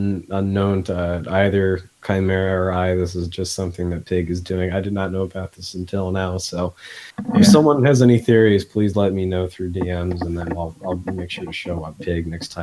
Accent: Midwest, United States; accent: Midwestern; my Midwestern accent is coming

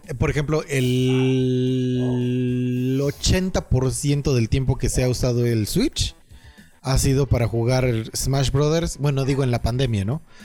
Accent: Mexico; como muy mexicano

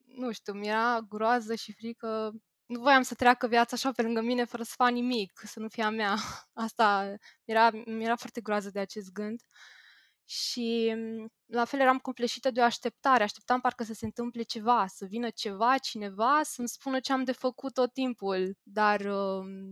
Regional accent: Bucharest, Romania; sunt din București, am 26 de ani

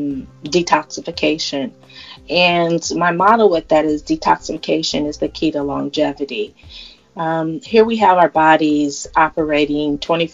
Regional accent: California, United States; my home state of California

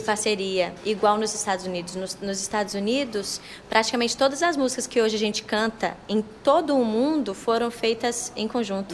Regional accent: Minas Gerais, Brazil; accent: mineiro; Mineiríssima, mineiríssima. Todo lugar que eu vou, assim, diferente, eu percebo que meu sotaque é forte

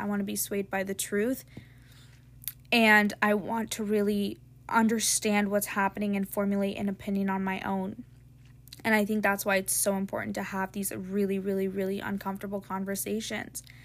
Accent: United States; I was born in a country where I have the ability to have free speech

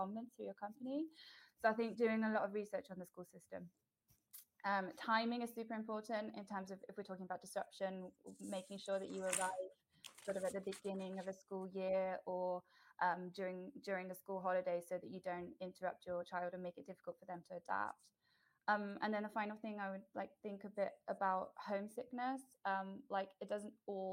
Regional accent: United Kingdom; moved away as an adult; now in Netherlands; I moved to the Netherlands in 2018 from the UK originally

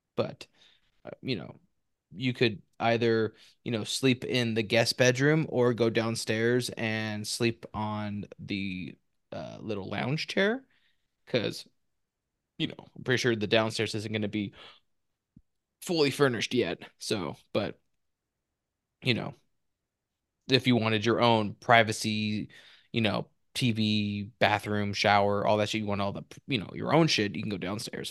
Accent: Spokane, Washington, United States; born or raised there; moved away; also born or lived in Fresno

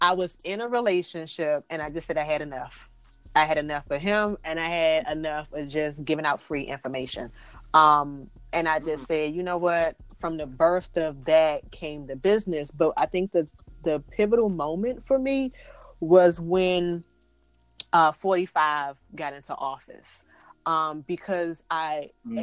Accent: Washington, District of Columbia, United States; I am from Washington, D.C.

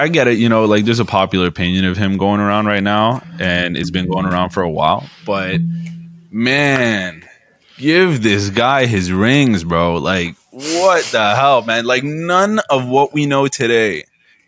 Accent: Toronto, Ontario, Canada; I'm from Toronto.

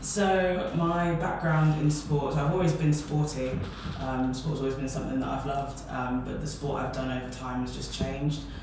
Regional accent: Peterborough, East of England, United Kingdom; moved away as an adult; now in Bristol, United Kingdom; my hometown is Peterborough, so I had to move from Peterborough to Bristol for uni

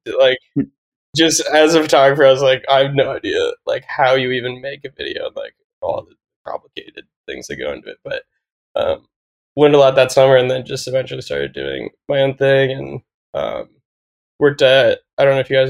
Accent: Dayton, Ohio, United States; also born or lived in Columbus, Ohio; I grew up in Dayton, Ohio, and then moved to Columbus when I went to Ohio State

